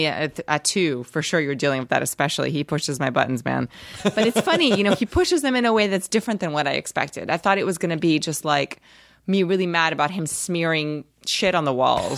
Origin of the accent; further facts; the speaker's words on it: New York City, New York, United States; also born or lived in Rio de Janeiro, Brazil / Los Angeles; I grew up in New York. Oh, you did? Yeah. Okay. New York City. I moved there when I was 7 from Brazil. I was born in Brazil. Spent that part of my life there.